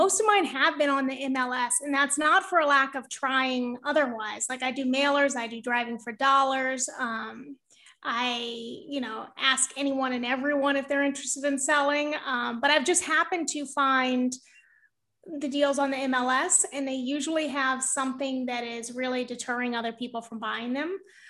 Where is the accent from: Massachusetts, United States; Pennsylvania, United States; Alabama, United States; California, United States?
California, United States; now in Brooklyn, United States; Northern California.